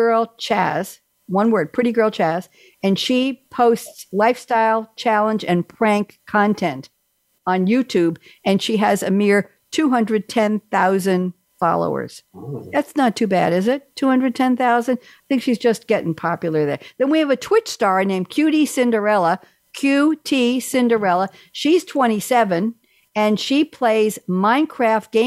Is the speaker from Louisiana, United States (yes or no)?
no; Long Island, New York, United States; I grew up on Long Island